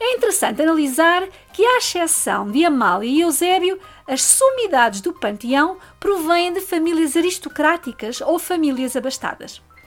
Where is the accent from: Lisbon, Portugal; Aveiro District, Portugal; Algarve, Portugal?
Algarve, Portugal; Faro; minha cidade natal. Alguns de vocês já sabem qual é. Faro, no Algarve, sul de Portugal